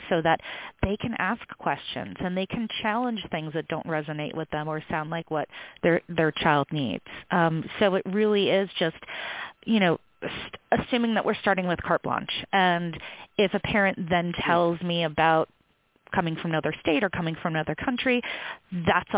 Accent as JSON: {"language": "English", "region": "New York", "country": "United States", "moved": "yes", "lives_now": "California, United States", "said": "I'm originally from New York too"}